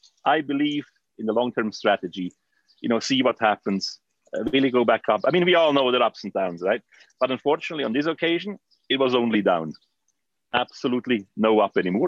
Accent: Switzerland; I grew up in Switzerland.

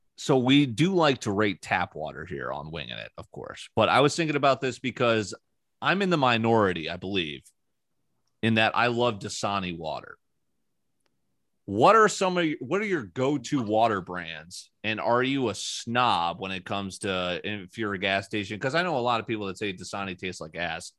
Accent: New Canaan, Connecticut, United States; where I grew up in New Canaan, Connecticut

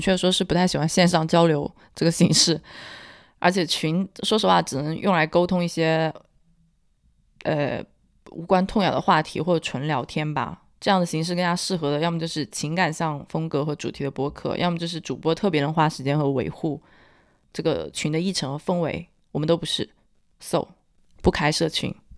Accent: Hunan, China; accent: Hunan; 我不算湖南口音，我是湖南，湖南人的通病，就是 L N 不分

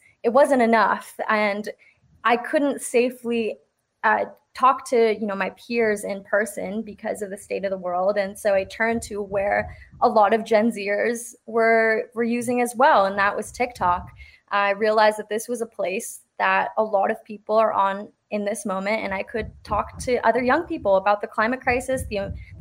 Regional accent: South Bay, San Francisco Bay Area, California, United States; I grew up in the Bay Area. I'm from the South Bay, and I've never left

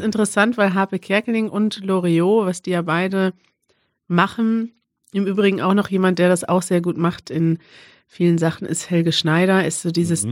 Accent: Albania; German is a second language; moved away as an adult; now in Germany; Ich komme aus Albanien, lebe aber seit einem Jahr in Deutschland

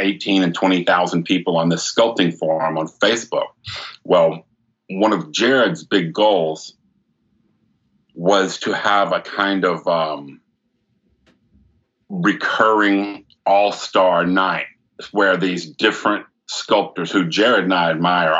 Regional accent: Beaumont, Texas, United States; We're from Beaumont, Texas

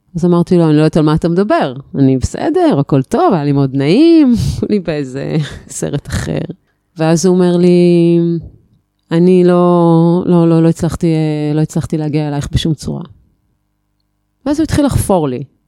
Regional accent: Haifa, Haifa District, Israel; born or raised there; now in Atlit, Israel

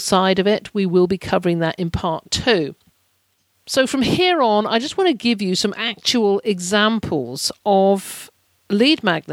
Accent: United Kingdom; as a Brit traveller

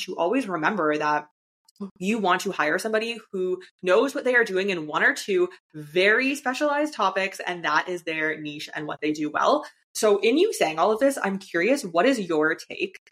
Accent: Canada; moved away as an adult; my home country of Canada

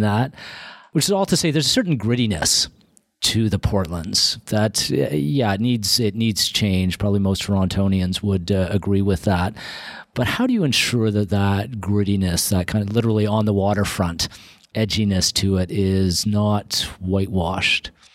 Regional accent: Toronto, Ontario, Canada; I grew up in Toronto, uh, first part of my, uh, life in Scarborough

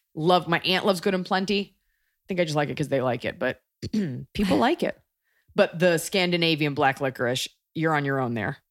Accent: Texas, United States; growing up in Texas

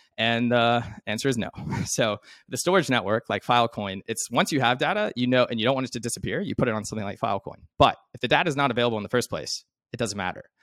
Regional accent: Arkansas, United States; I'm from Arkansas

